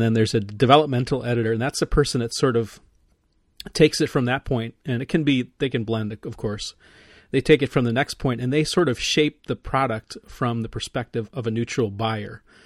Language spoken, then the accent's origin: English; Midwest, United States; I'm a Midwesterner